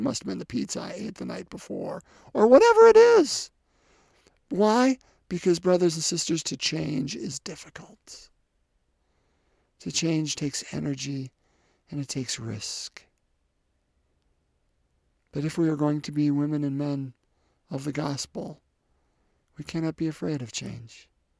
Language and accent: English; Ireland; As an Irishman, so St. Patrick, of course, is the patron of Ireland